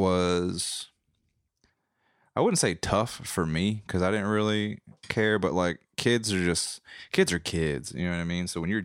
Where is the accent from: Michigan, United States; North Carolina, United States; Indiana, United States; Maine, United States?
North Carolina, United States; Growing up in the South, and specifically like Southern Wayne County, North Carolina